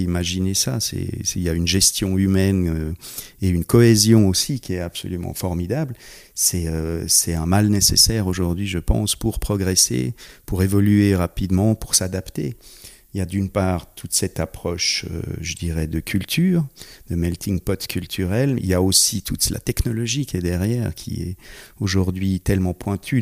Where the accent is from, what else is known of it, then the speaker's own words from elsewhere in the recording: Geneva, Switzerland; j'ai grandi sur Genève